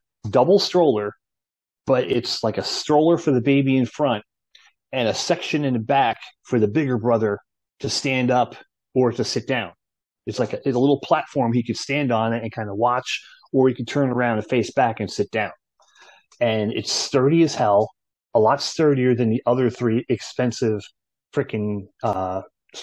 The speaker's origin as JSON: {"language": "English", "region": "New Jersey", "country": "United States", "tie": "born or raised there", "said": "growing up in New Jersey"}